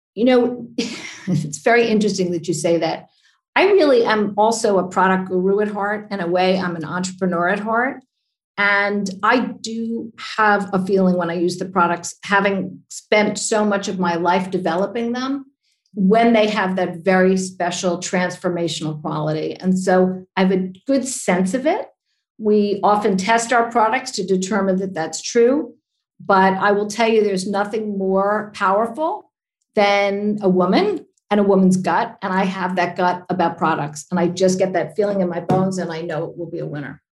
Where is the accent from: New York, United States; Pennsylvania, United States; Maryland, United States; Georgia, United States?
New York, United States; New York City; I grew up in New York City